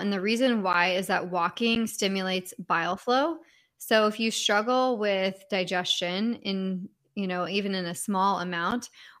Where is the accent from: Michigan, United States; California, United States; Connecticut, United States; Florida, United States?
California, United States; I'm originally from California, so I'm just used to the sun all year long, which I know is not normal.